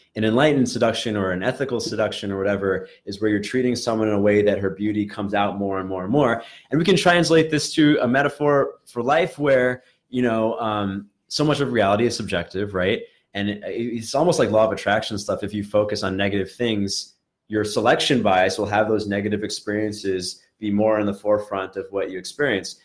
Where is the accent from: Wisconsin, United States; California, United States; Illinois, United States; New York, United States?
New York, United States; New York City; I grew up in in Brooklyn